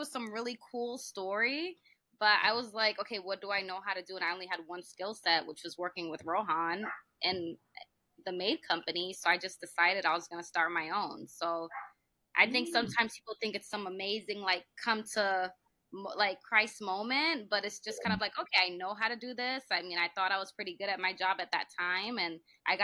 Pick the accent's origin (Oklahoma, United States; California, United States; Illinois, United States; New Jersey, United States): California, United States; I was born in California